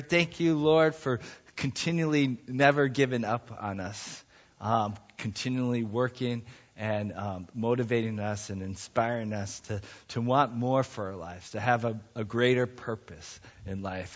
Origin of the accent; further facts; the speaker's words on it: United States; also born or lived in Ohio / Montana; I was growing up in Ohio and in Montana